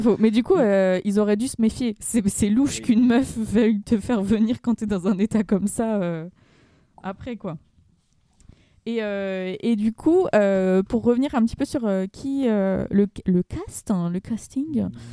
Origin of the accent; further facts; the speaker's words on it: Aubervilliers, Île-de-France, France; j'ai grandi à Aubervilliers au milieu des tours